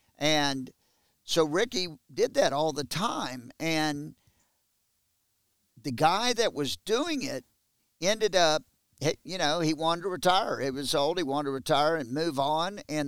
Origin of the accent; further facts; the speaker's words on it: Texas, United States; But as a Texan